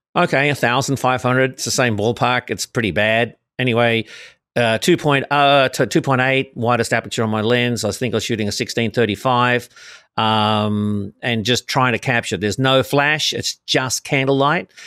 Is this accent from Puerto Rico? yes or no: no; Sydney, New South Wales, Australia; moved away as an adult; now in Los Angeles, United States; originally born in Sydney, Australia